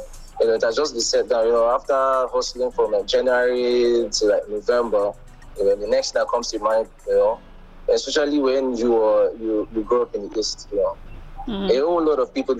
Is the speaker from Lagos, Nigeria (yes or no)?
no; Anambra, Nigeria; I'm from Central Igbo, which is Anambra State